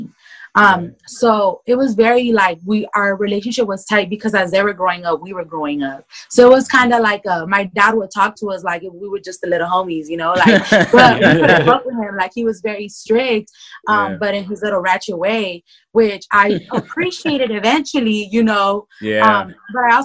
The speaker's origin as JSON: {"language": "English", "town": "Los Angeles", "region": "California", "country": "United States", "tie": "born or raised there", "said": "I grew up here in South Central Los Angeles. I've been living here all my life"}